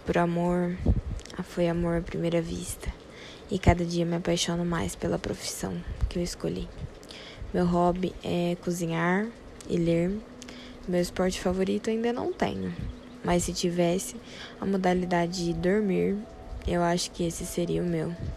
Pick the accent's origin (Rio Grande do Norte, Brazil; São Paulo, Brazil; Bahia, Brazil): São Paulo, Brazil; Americana; Sou de Americana, interior de São Paulo